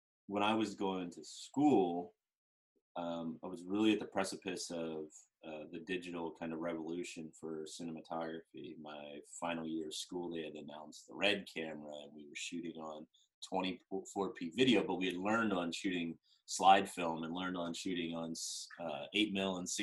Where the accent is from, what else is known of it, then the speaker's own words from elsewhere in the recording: Central Maryland, United States; moved away as an adult; also born or lived in Central Pennsylvania / Santa Barbara; I grew up in Central Maryland